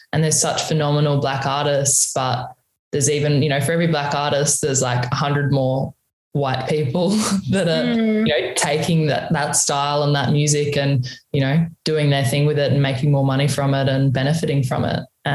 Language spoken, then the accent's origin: English; Alice Springs, Northern Territory, Australia; moved away; also born or lived in Sydney; we moved back to Mantua, Alice Springs after that. So, yeah, I was there for pretty much my childhood, my teenage